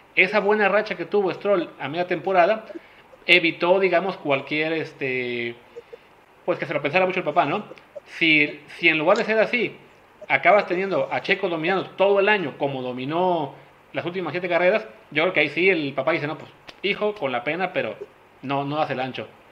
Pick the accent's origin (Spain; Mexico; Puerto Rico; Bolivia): Mexico; como mexicanos